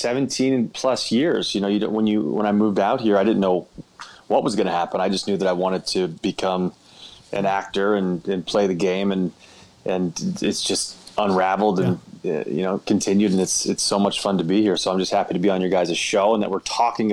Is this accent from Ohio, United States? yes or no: no; Georgia, United States; So I'm from Georgia.